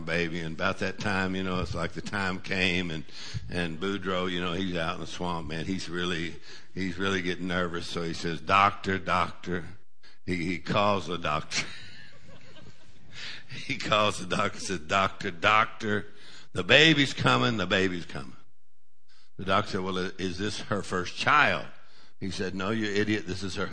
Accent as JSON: {"language": "English", "region": "Texas", "country": "United States", "tie": "born or raised there", "moved": "yes", "lives_now": "Louisiana, United States", "said": "I'm originally from Texas, but we've been in Louisiana for about 40 years or so"}